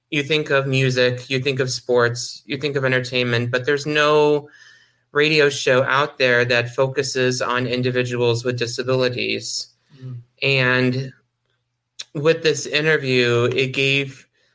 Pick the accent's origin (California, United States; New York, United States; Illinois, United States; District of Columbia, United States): New York, United States; Syracuse; I was born and raised here in Syracuse